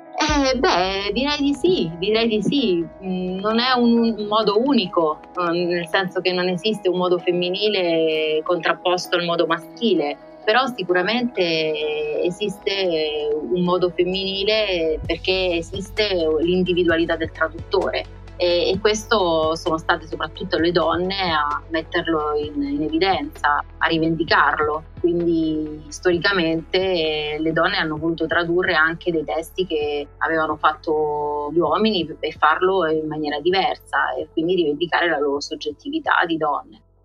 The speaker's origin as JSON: {"language": "Italian", "town": "Locri", "region": "Calabria", "country": "Italy", "tie": "born or raised there", "also_born_or_lived": "Rome, Italy", "moved": "as an adult", "lives_now": "Oxford, United Kingdom", "said": "io sono calabrese e ho fatto il liceo classico in un paese che si chiama Locri, in piena Magna Grecia."}